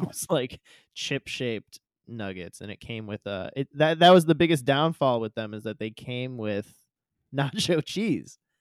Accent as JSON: {"language": "English", "region": "Midwest", "country": "United States", "tie": "born or raised there", "also_born_or_lived": "southern Indiana", "said": "I grew up in the Midwest and I went to school in, in southern Indiana"}